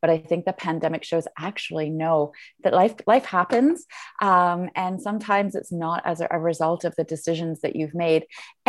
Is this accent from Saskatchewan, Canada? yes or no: no; Ottawa, Ontario, Canada; now in Vancouver, Canada; So I live in Vancouver, but I'm from Ottawa.